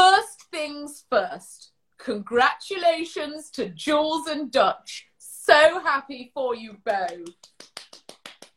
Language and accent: English; Leicester, East Midlands, United Kingdom; I was born in Leicester